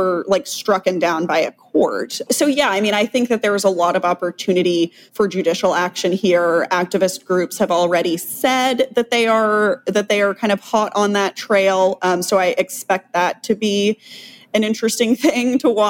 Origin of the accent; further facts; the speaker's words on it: Texas, United States; I live in Texas. I was raised in Texas